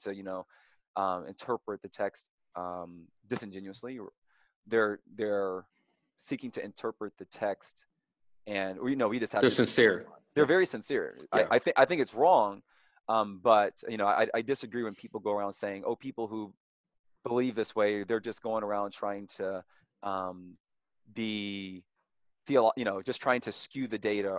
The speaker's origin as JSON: {"language": "English", "town": "Louisville", "region": "Kentucky", "country": "United States", "tie": "born or raised there", "said": "I am from Louisville, Kentucky, born and raised"}